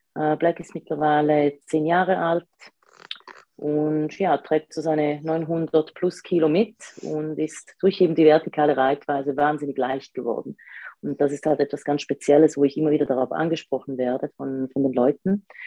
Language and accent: German; Switzerland; accent: Swiss; komme ich aus der Schweiz, deswegen ein bisschen der, ja, der Akzent.